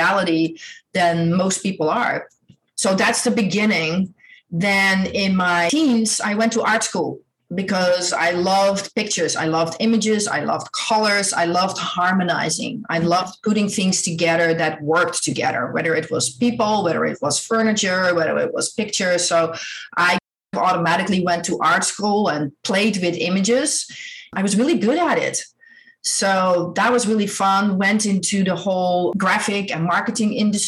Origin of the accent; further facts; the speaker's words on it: Netherlands; I grew up in Holland. I'm Dutch.